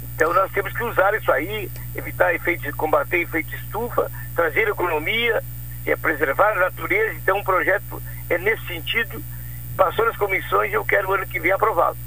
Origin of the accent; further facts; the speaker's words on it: Canguçu, Rio Grande do Sul, Brazil; da minha terra, da minha Canguçu